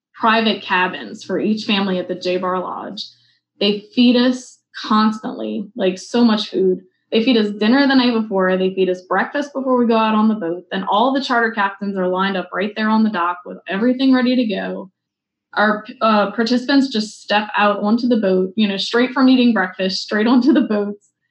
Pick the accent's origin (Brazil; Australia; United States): United States; New Orleans, Louisiana; I'm from New Orleans